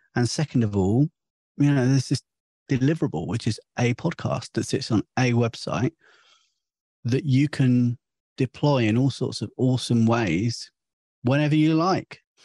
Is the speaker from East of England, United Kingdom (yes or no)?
yes; St Albans, East of England, United Kingdom; I'm from St Albans